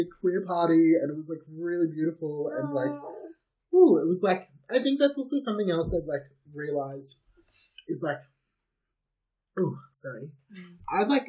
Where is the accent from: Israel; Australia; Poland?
Australia; each essay is a different story about growing up in Australia as a gay man, because I think my experience is completely different